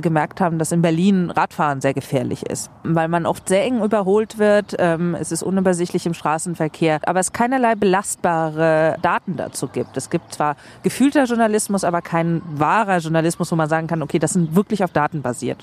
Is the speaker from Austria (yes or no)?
no; Sweden; moved away as an adult; now in Germany; Ich bin in Schweden geboren und aufgewachsen.